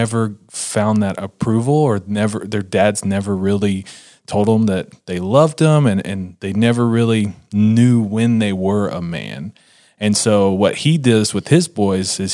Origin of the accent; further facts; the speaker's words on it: Texas, United States; I'm from Texas